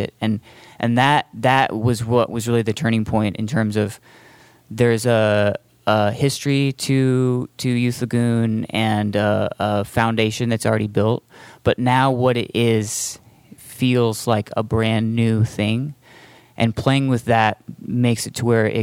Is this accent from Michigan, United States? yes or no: no; Boise, Idaho, United States; me and Logan, we're both from Boise